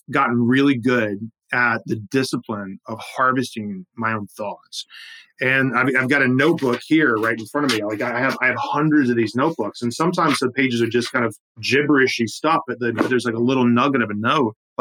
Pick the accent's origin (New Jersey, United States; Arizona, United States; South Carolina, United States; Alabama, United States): South Carolina, United States; moved away as an adult; also born or lived in Manhattan, New York; I grew up in South Carolina, I'd been there.